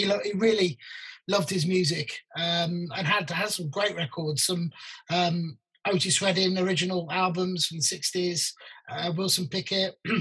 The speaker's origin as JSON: {"language": "English", "town": "Birmingham", "region": "West Midlands", "country": "United Kingdom", "also_born_or_lived": "Hounslow West / London", "moved": "as an adult", "said": "I'm from Birmingham"}